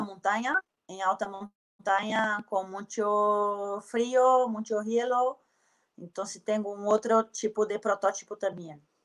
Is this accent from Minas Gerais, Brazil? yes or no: yes; Belo Horizonte, Minas Gerais, Brazil; Spanish is a second language; moved away; also born or lived in New Zealand / Spain; Soy de Belo Horizonte